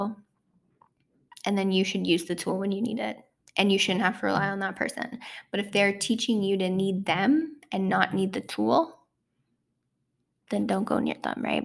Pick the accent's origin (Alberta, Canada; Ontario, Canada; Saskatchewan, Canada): Ontario, Canada; also born or lived in Toronto, Ontario; back in my hometown where I'm from in Ontario